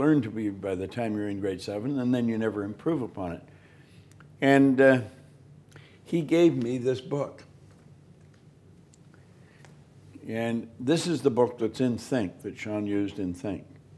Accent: Toronto, Ontario, Canada; I'm from Toronto

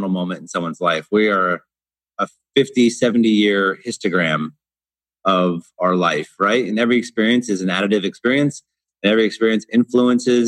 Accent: Portland, United States; moved away as an adult; now in Dubai, United Arab Emirates; I grew up in Portland

